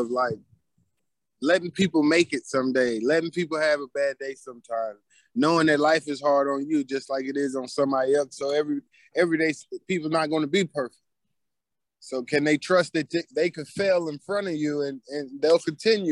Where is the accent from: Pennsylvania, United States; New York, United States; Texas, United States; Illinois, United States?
Texas, United States; Killeen; I grew up in Killeen, Texas